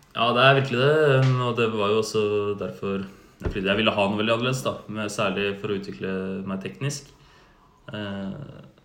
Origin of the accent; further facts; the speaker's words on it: Oslo, Norway; moved away as an adult; now in Uppsala, Sweden; jeg flyttet fra Oslo